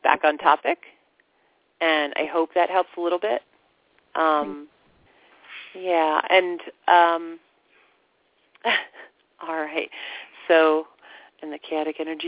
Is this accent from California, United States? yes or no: no; Florida, United States; I grew up in Florida